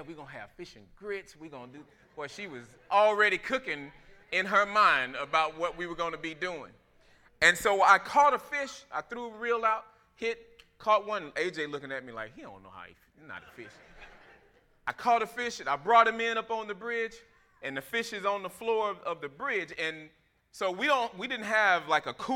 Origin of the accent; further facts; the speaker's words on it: Florida, United States; I grew up in Florida